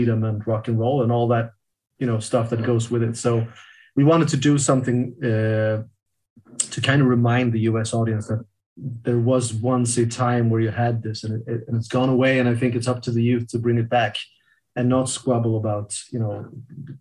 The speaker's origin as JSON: {"language": "English", "country": "Sweden", "tie": "born or raised there", "said": "growing up in Sweden"}